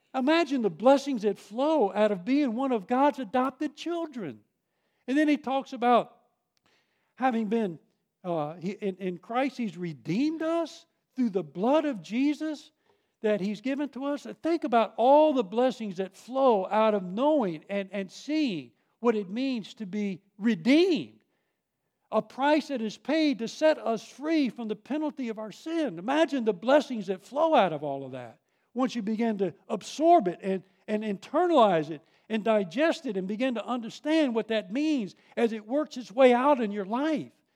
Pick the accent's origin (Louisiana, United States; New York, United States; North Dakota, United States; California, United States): New York, United States; Long Island; moved away; I grew up on Long Island